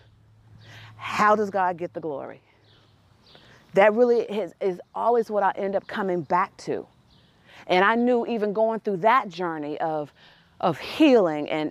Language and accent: English; Tennessee, United States; We're from Tennessee